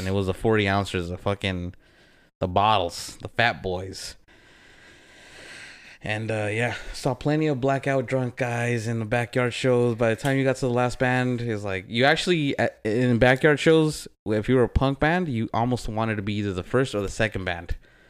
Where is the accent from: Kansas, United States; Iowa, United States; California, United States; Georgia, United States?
California, United States; Whittier; I grew up over here in Whittier. I hung out with a lot of the Pico punks, and their go-to was the Mickey's.